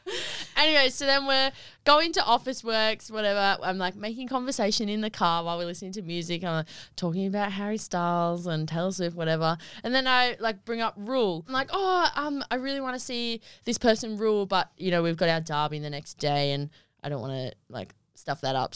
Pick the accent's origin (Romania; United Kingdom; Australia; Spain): Australia; Wagga Wagga, New South Wales; I was born in Wagga Wagga on the twenty-first of the eleventh, two thousand three